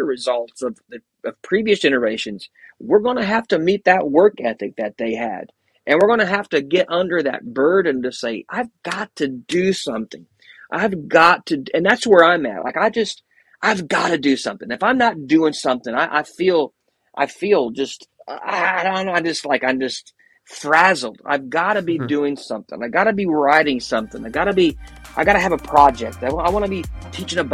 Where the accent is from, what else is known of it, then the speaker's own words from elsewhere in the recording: Bloomington, Indiana, United States; I grew up in Indiana, in Bloomington, Indiana, which is just about an hour south of Indianapolis.